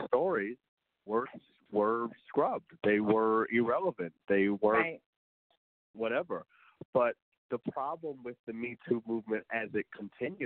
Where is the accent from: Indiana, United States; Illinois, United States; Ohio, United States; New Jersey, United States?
Indiana, United States; also born or lived in Detroit, Michigan; I grew up in Indiana